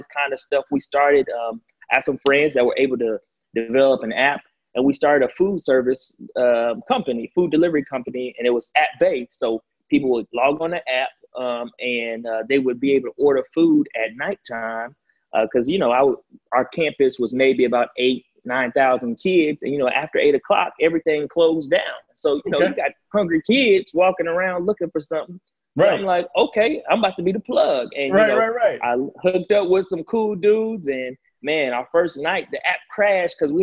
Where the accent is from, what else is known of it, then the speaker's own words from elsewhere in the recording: Atlanta, Georgia, United States; also born or lived in Chicago, Illinois; I'm originally from Chicago, Illinois. My family moved to Atlanta when I was a youngster. So Atlanta is really all I know